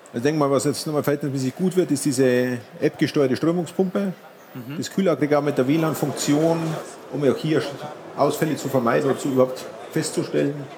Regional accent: Munich, Bavaria, Germany; ich komme aus München

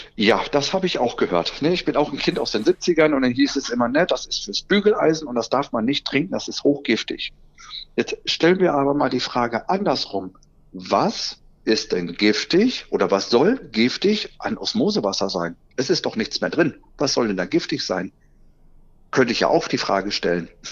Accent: Soester Börde, North Rhine-Westphalia, Germany; moved away as an adult; now in Solingen, Germany; gebürtig komme ich eigentlich aus der Soester Börde, aber mich findet man mittlerweile seit 18 Jahren in Solingen

